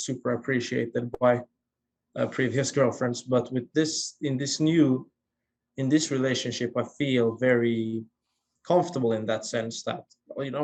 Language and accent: English; Finland; first language Swedish; English is a second language; now in Stockholm, Sweden; it's actually my native language, even though I'm from Finland, I'm a Finn-Swede